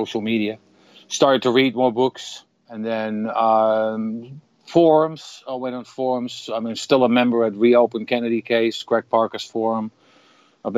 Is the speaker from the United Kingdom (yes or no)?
no; Netherlands; I'm from the Netherlands, so in Holland